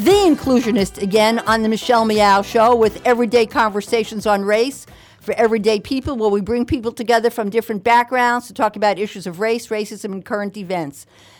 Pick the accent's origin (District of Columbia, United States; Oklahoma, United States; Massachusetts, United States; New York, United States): New York, United States; growing up in New York